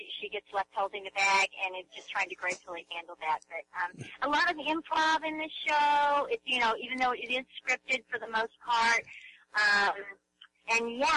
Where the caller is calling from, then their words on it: Pasadena, California, United States; Yes, I am. I'm calling you from Pasadena.